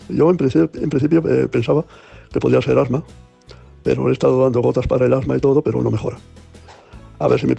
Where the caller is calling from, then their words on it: Granada, Andalusia, Spain; de Granada quisiera exponer mi caso.